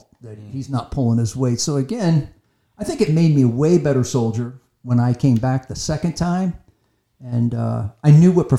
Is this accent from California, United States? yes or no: yes; Anaheim, California, United States; I grew up in Anaheim